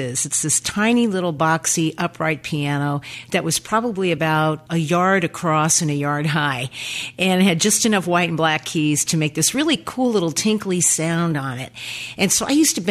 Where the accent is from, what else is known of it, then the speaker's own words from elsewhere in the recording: Oregon City, Oregon, United States; I'm from Oregon City, which is just outside of Portland